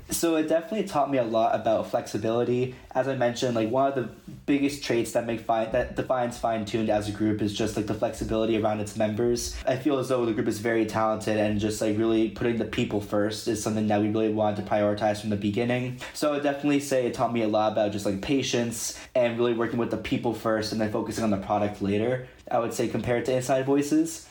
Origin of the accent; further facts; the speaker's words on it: Mid-Atlantic, United States; We're all people from the Mid Atlantic area